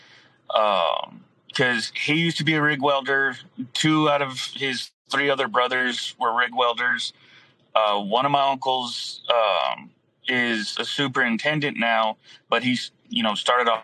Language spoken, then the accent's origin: English; Falfurrias, Texas, United States; I'm originally from Fat Furious, Texas, which is way down south